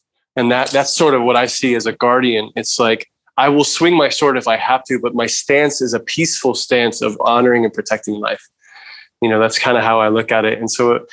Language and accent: English; New York, United States; As a male growing up in New York, I was involved with gangs and graffiti and all these things.